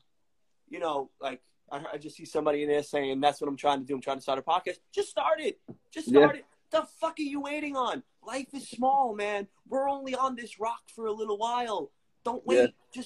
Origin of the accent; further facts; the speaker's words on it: New York City, New York, United States; I'm from Staten Island, New York